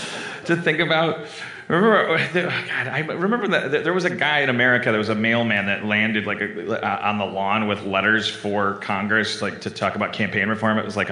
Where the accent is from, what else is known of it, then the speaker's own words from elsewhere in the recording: Canada; Like, you'd go up to customs and be like, I'm a Canadian. Let me in.